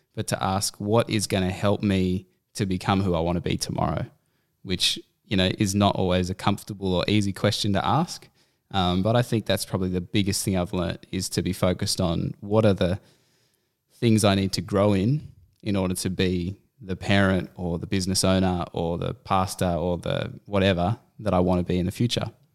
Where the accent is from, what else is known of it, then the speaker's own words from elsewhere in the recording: Canberra, Australian Capital Territory, Australia; moved away as an adult; also born or lived in Central Coast; we had both grown up in Canberra